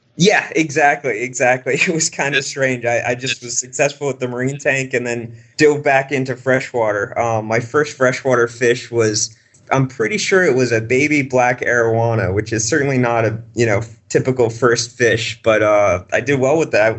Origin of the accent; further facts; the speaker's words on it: Boston, Massachusetts, United States; I grew up around Boston